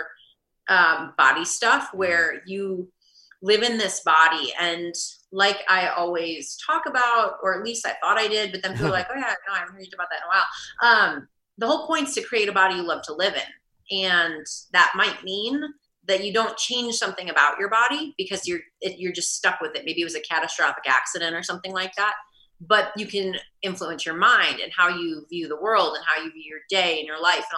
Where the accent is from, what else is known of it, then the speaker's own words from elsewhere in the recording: Midwest, United States; moved away as an adult; now in Salt Lake City, United States; I'm from the Midwest